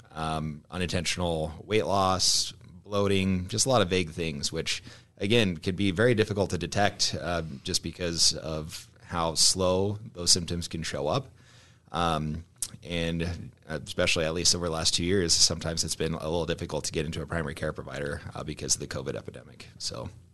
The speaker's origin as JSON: {"language": "English", "town": "Omaha", "region": "Nebraska", "country": "United States", "tie": "born or raised there", "said": "I'm from Omaha, uh, born and raised"}